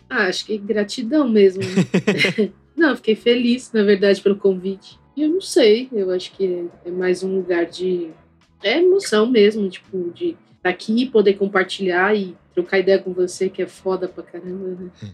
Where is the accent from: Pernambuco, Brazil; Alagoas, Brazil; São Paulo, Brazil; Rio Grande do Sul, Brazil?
São Paulo, Brazil; Eu cresci no Carrão